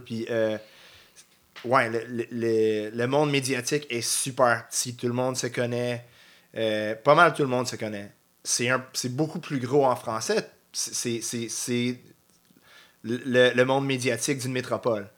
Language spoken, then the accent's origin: French; North Shore, Quebec, Canada; C'était comme retourner chez nous. Je viens de la Rive-Nord.